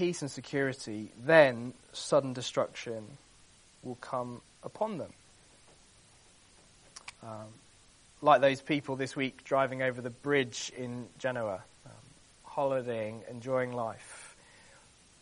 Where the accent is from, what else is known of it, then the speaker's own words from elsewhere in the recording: London, United Kingdom; I was born in Lambeth